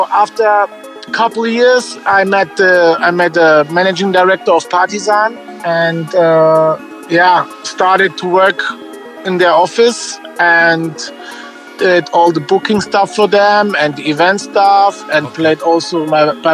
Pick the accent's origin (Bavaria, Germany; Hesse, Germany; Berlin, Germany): Bavaria, Germany; Ingolstadt; English is a second language; to a friend yeah, from my hometown in Ingolstadt